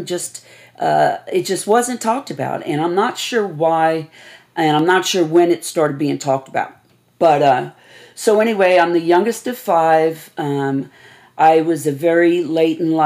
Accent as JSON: {"language": "English", "town": "New York City", "region": "New York", "country": "United States", "tie": "born or raised there", "said": "Born and raised in Staten Island, New York"}